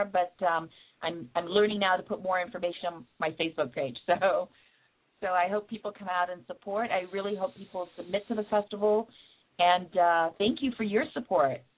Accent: Canada; also born or lived in England; I was born in England, and um, my parents are Jamaican, but I'm I'm Canadian at heart because I I lived there from pretty much the age of 12 to 25.

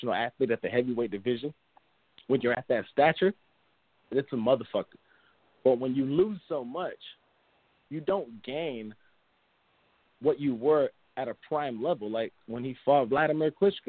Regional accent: United States; being an American

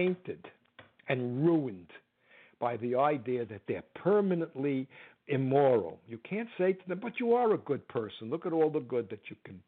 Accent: United States; I'm an American

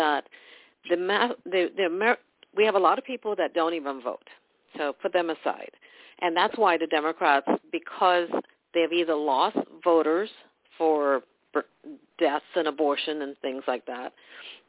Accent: Trinidad & Tobago; now in United States; I'm from Trinidad, West Indies

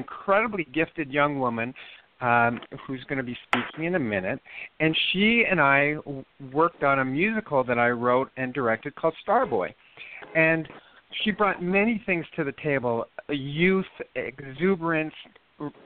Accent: Moose Jaw, Saskatchewan, Canada; I was born in a place called Moose Jaw, Saskatchewan

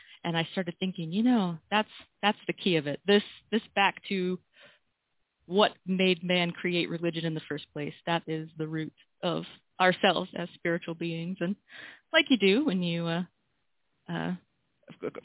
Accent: North Alabama, United States; I am from North Alabama, and I am married, have two kids

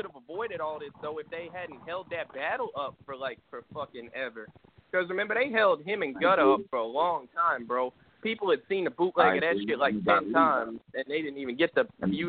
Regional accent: Texas, United States; I'm from Texas.

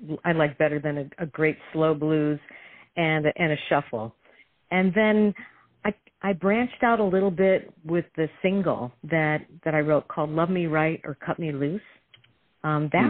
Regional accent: Detroit, Michigan, United States; I was raised in Detroit, where you have to have soul.

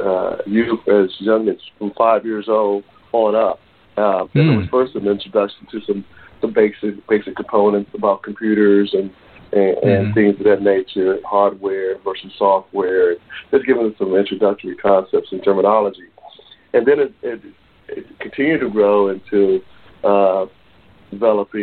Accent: Washington, District of Columbia, United States; I grew up in Southeast Washington, D.C., went on to major in computer science at North Carolina State University.

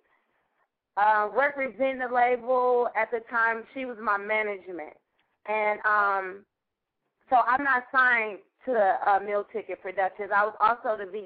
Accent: Milwaukee, Wisconsin, United States; I'm from Milwaukee, Wisconsin.

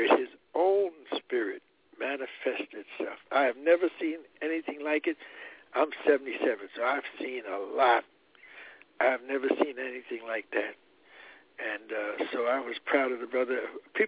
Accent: New Jersey, United States; moved away; also born or lived in Harlem, New York; I spent a good 45 years in Harlem, so I claim it too, but I was born and raised in Jersey.

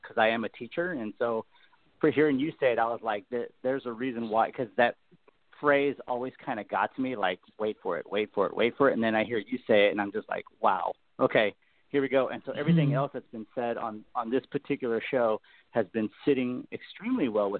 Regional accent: Texas, United States; I'm from Texas.

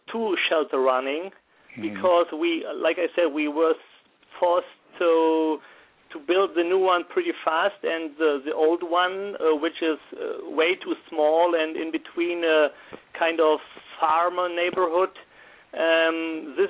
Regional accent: Germany; also born or lived in Wuppertal; I'm from Germany, 38 years old, and I'm a professional firefighter in the city of Wuppertal, where I'm living

